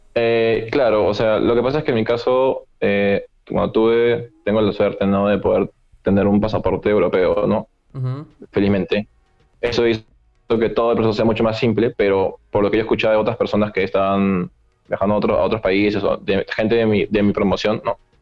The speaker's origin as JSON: {"language": "Spanish", "country": "Peru", "said": "salí de Perú cuando estábamos en julio"}